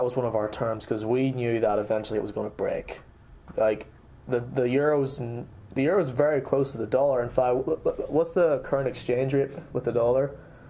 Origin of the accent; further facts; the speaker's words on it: United States; now in United Kingdom; I'm American, obviously.